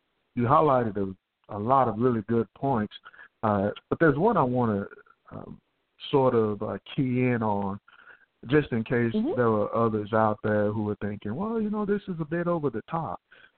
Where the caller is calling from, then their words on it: Houston, Texas, United States; I'm from Houston, Texas. Good morning.